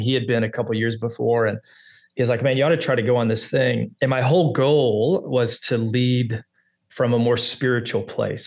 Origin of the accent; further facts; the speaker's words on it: Texas, United States; also born or lived in Orange County, California; now in Little Rock, United States; I'm from Texas